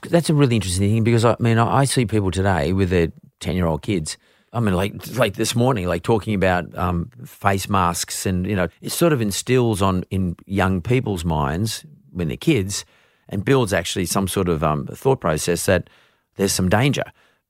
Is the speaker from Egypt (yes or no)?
no; Vaucluse, New South Wales, Australia; But like growing up in Vaucluse, you know, 30 years ago, it's not like growing up in Vaucluse today.